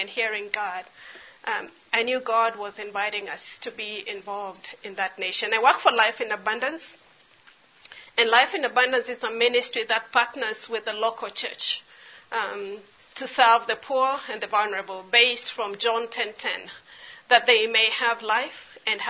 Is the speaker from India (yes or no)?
no; Kenya; I am Kenyan. I live in Nairobi, Kenya